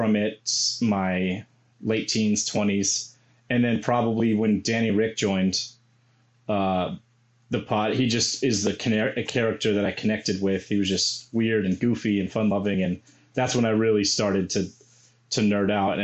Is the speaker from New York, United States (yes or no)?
no; Albuquerque, New Mexico, United States; I grew up in Albuquerque, New Mexico